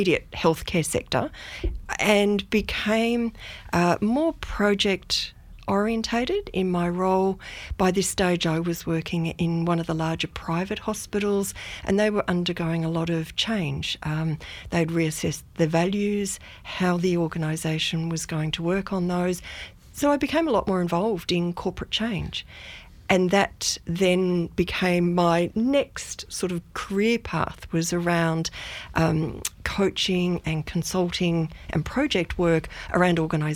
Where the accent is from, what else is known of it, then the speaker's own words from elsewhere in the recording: Melbourne, Victoria, Australia; moved away as an adult; also born or lived in Dinner Plain / Myrtleford; now in Beechworth, Australia; I grew up in Melbourne. So I grew up in the eastern suburbs of Melbourne and had what I call a pretty idyllic childhood.